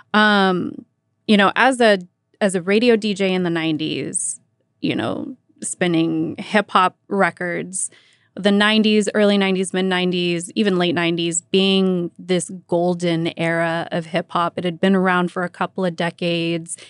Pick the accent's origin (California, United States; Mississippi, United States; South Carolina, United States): California, United States; Vallejo; I was born and raised in Vallejo, grew up listening to K M E L.